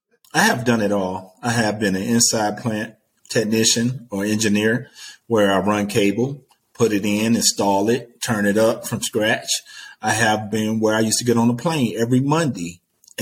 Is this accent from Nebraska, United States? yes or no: no; Detroit, Michigan, United States; growing up in Detroit, Michigan. You know, I grew up in the hood.